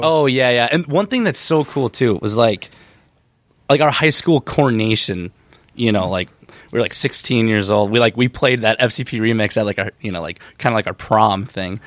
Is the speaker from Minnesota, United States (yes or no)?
yes; Benson, Minnesota, United States; it's a place called Benson, Minnesota, and it's like two and a half hours, like, southwest of the cities